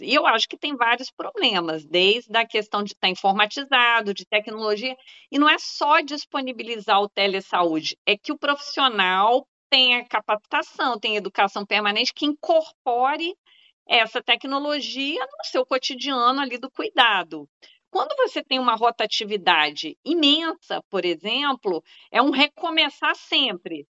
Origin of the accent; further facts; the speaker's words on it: Minas Gerais, Brazil; moved away; also born or lived in Bahia; Eu sou mineira também